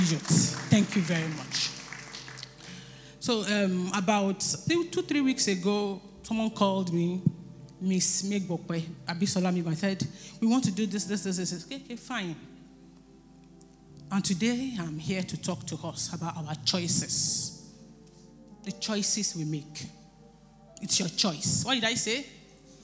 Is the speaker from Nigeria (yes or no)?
yes; Nigeria; as Nigerians